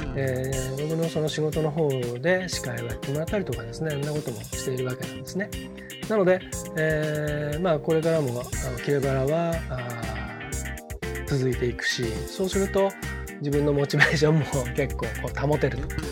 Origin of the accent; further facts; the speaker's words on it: Hamamatsu, Shizuoka, Japan; moved away as an adult; now in Nagoya, Japan; 僕もあの出身が静岡県浜松市でで大学進学で名古屋にきてでもうすっかりあの名古屋での暮らしの方が圧倒的に長くなり